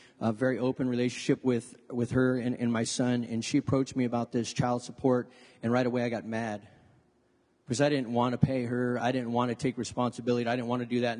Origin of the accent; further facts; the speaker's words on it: Lodi, California, United States; I was born and raised here in Lodi